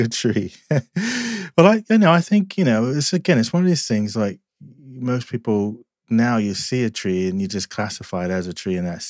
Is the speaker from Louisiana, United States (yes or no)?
no; Asbury Park, New Jersey, United States; I grew up in New Jersey, Jersey Shore, Asbury Park kind of area